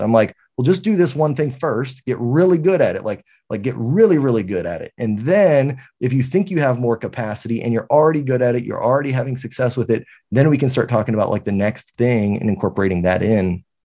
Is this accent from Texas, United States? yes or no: yes; San Antonio, Texas, United States; I'm from San Antonio, Texas. Uh, I've lived here my entire life